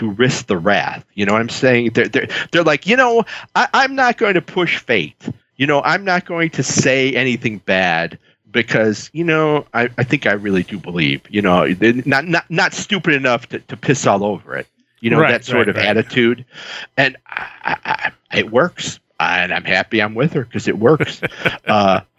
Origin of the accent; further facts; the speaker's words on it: Chicago, Illinois, United States; I grew up in the South Side of Chicago.